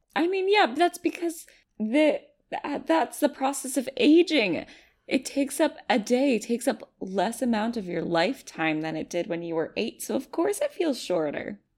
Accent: United States; I'm just an American

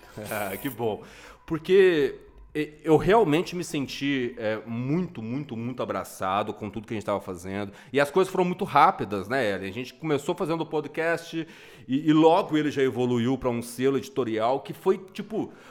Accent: Minas Gerais, Brazil; como bom mineiro que sou

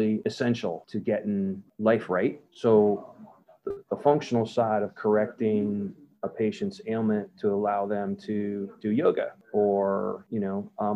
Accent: St. Petersburg, Florida, United States; also born or lived in New Jersey / Northeast US / North Carolina; now in Tampa, United States; I grew up in South St. Pete, you know, rode my bike to Bay Point Middle School. And I ended up going to Canterbury High School

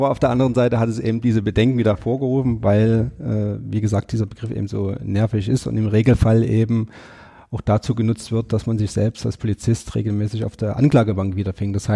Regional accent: Chemnitz, Saxony, Germany; Ich bin gebürtiger Sachse, also ich bin in Chemnitz groß geworden, meine Frau stammt aus Görlitz, wir haben uns in Dresden kennengelernt, also wir fühlen uns wirklich an vielen Orten in Sachsen zu Hause

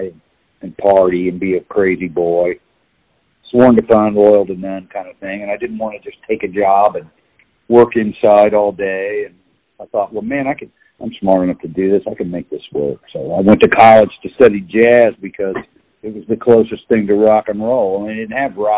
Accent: Kansas City, Kansas, United States; also born or lived in Liberal, Kansas; I was born in Kansas City

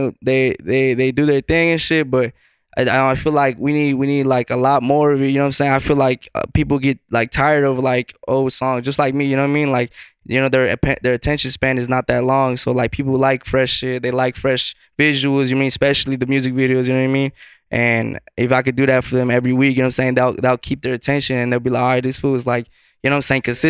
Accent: Phoenix, Arizona, United States; We're all basically from Phoenix, not all the same area type shit. We all around shit. I grew up on the west side, you feel me? Maryville area

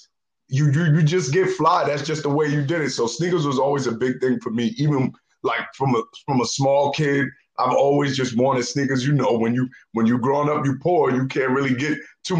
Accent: New York City, New York, United States; now in Texas, United States; So I'm from Harlem, New York. New York City kid, you know, but in addition to being from Harlem, New York, I've lived in all the boroughs except for Staten Island.

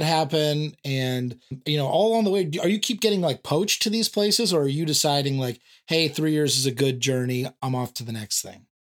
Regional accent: San Diego, California, United States; I grew up in San Diego

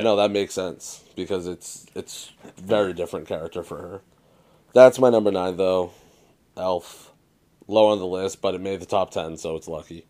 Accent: Massachusetts, United States; Dave and I are both born and raised in Mass

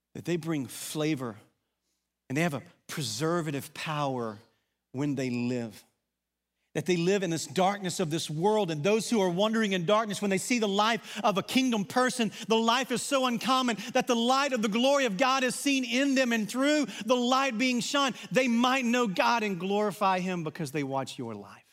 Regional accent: Arkansas, United States; accent: Southern; moved away; also born or lived in Texas; an Arkansas guy who lived in Texas for a number of years, I think I talk pretty normal.

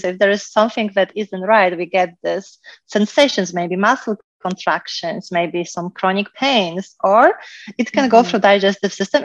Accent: Poland; moved away; I was growing up in Poland, so I had, I think, the most kind of perfect childhood because I lived in a small village

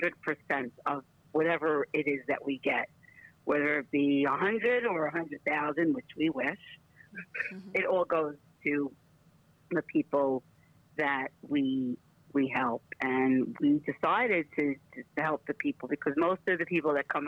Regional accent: New York City, New York, United States; moved away as an adult; now in Florida, United States; I am from Brooklyn, New York, originally

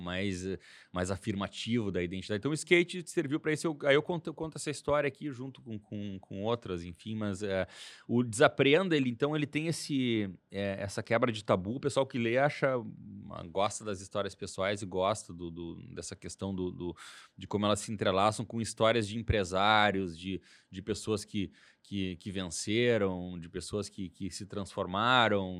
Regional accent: Porto Alegre, Rio Grande do Sul, Brazil; Sou de Porto Alegre

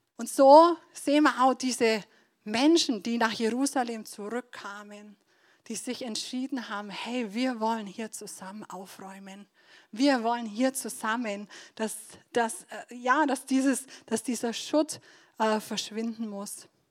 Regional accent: Donauwörth, Bavaria, Germany; now in Nördlingen, Germany; dass ich in Donauwörth aufgewachsen bin. Also ich komme ursprünglich aus Donauwörth

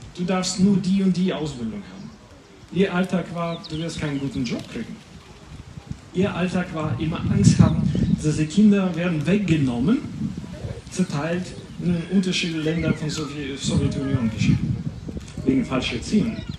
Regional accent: Latvia; German is a second language; moved away; ich komme aus Lettland. Das ist gar nicht so weit von hier, quer durch Polen und wir sind schon dort

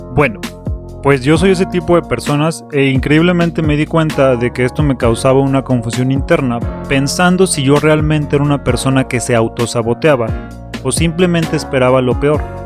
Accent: Mexico City, Mexico; soy un chilango

